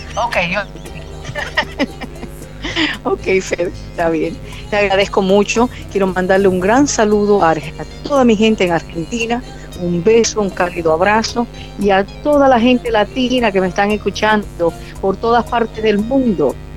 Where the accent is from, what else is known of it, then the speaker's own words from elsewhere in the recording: Barranquilla, Atlántico, Colombia; Nací en Barranquilla, Colombia, de madre colombiana y padre italiano.